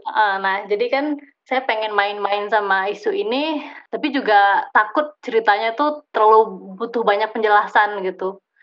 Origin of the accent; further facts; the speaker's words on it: Banda Aceh, Aceh, Indonesia; also born or lived in Leiden; now in Bandung, Indonesia; saya lahir di Aceh, eh, dan saya otomatis menjadi orang Aceh